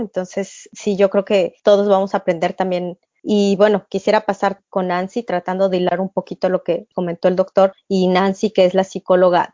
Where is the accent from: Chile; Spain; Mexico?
Mexico; now in Chicago, United States; Como mexicanos residentes en el extranjero y profesionistas de diversas áreas